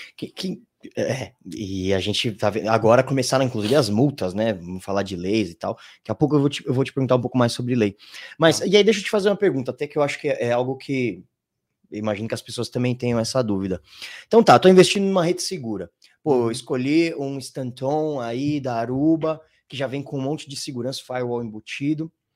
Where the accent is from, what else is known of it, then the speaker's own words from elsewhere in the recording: Brazil; somos brasileiros